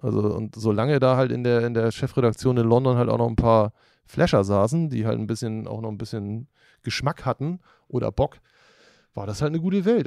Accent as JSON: {"language": "German", "town": "Norderstedt", "region": "Schleswig-Holstein", "country": "Germany", "tie": "born or raised there", "moved": "as an adult", "lives_now": "Hamburg, Germany", "said": "Ich bin in Hamburg geboren und in, in der Vorstadt aufgewachsen, Norderstedt"}